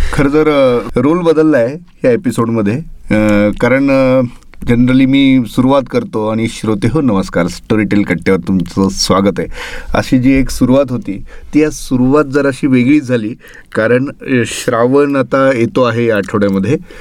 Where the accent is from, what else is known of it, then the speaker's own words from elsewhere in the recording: Kalamb, Maharashtra, India; कळम सारख्या म्हणजे मराठवाड्यातल्या इतक्या ग्रामीण भागात असून सुद्धा